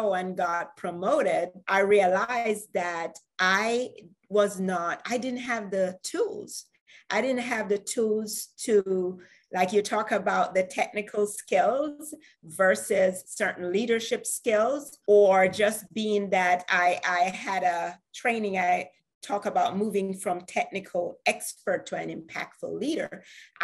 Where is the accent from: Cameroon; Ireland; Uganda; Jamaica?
Jamaica; I am from Jamaica.